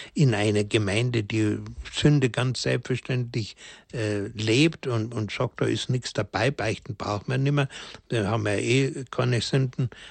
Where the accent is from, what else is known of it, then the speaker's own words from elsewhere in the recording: Germany; also born or lived in Königsdorf; bei uns in Deutschland